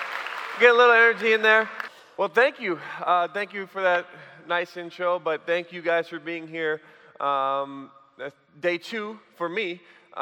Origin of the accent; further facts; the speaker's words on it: Sheboygan, Wisconsin, United States; I grew up in Sheboygan, Wisconsin